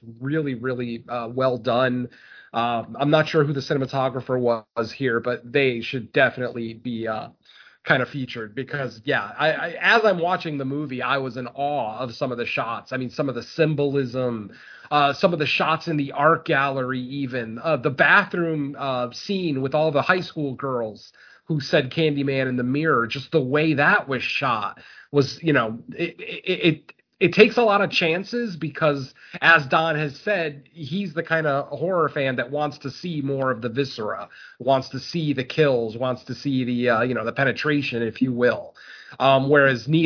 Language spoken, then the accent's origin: English; Connecticut, United States; I am from Connecticut.